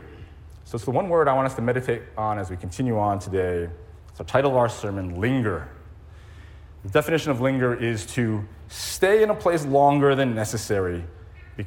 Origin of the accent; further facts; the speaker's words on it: East Coast, United States; moved away as an adult; also born or lived in New York City / Silicon Valley; now in Hawaii, United States; I grew up on the East Coast